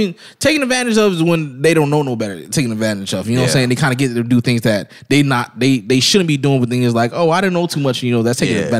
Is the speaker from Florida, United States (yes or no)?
yes; Florida, United States; I'm from the South. We from Florida.